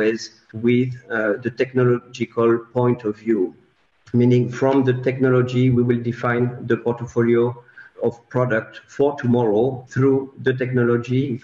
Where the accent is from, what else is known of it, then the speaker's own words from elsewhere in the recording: France; I'm 40 years old, born and raised in France